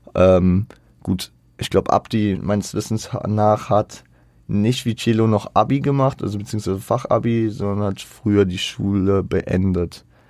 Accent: Frankfurt, Hesse, Germany; Ich bin teilweise auch in Bornheim groß geworden. Ich habe da nie gewohnt direkt, aber ich war da viel unterwegs

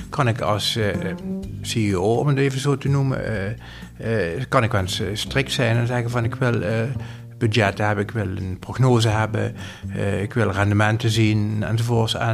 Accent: Limburg, Netherlands; zijn wel echte Limburgers, maar, maar, qua eerlijkheid, transparantie en duidelijkheid... we draaien niet om de pot heen

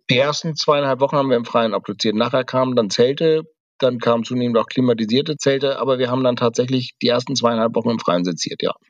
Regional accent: Kiel, Schleswig-Holstein, Germany; now in Berlin, Germany; ich bin in den 70ern, 80ern groß geworden. Da war das alles noch viel näher dran. Da gab es noch so wirklich alte Bunker, in denen teilweise noch Stahlhelme lagen bei uns in Kiel

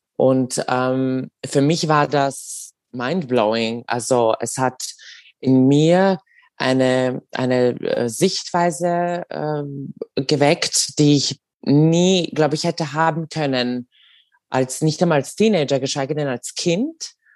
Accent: Serbia; now in Austria; ich bin äh, in Serbien geboren und aufgewachsen.

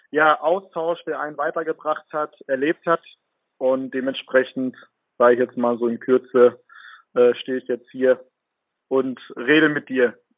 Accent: Bielefeld, North Rhine-Westphalia, Germany; Spielefelder durch und durch bin

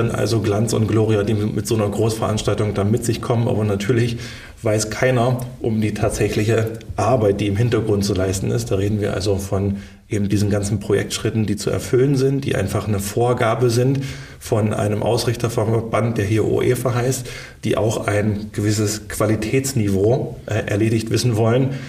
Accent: Schönebeck, Saxony-Anhalt, Germany; Und habe dann eine kleine äh, Karriere als Schwimmer gestartet, damals noch in meiner Heimatstadt Schönebeck

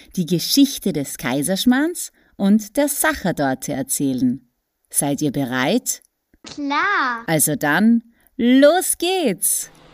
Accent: Austria; ich bin in Österreich geboren und aufgewachsen.

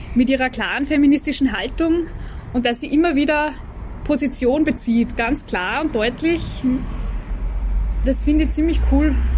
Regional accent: Vienna, Austria; bei uns in Wien

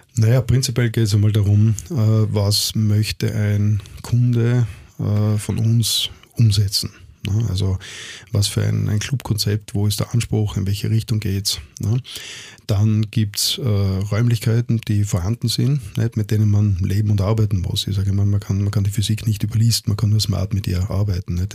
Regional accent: Innsbruck, Tyrol, Austria; now in Vienna, Austria; Ich komme aus Innsbruck.

